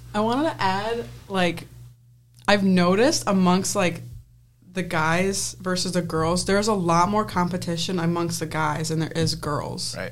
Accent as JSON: {"language": "English", "town": "Penfield", "region": "New York", "country": "United States", "tie": "born or raised there", "said": "I'm from Penfield, New York"}